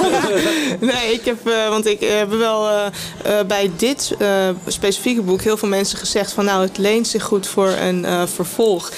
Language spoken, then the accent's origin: Dutch; Amstelveen, North Holland, Netherlands; ik ben in Waardhuizen opgegroeid.